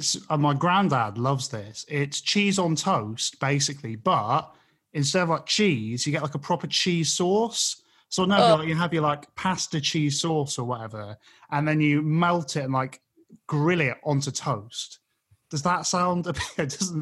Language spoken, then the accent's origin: English; Cardiff, Wales, United Kingdom; I was born in Cardiff